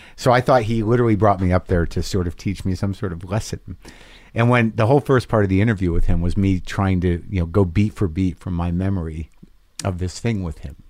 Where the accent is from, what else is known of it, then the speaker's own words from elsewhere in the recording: New Mexico, United States; accent: Jersey; moved away; I grew up in New Mexico.